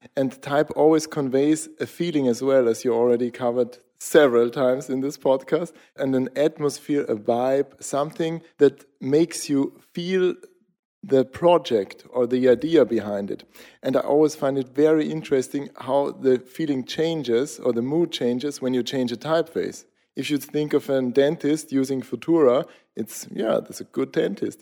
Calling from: Austria; I'm calling in from Austria, south of capital, Vienna, middle of Europe

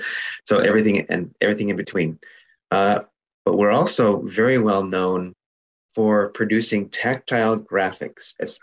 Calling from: San Leandro, California, United States; And I'm calling you from San Leandro, California.

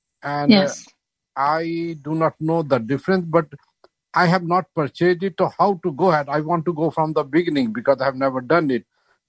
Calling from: Boston, Massachusetts, United States; I'm from Boston.

